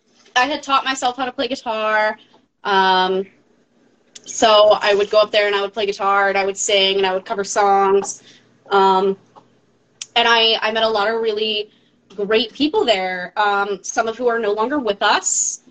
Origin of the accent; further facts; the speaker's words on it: East Stroudsburg, Pennsylvania, United States; I grew up in East Stroudsburg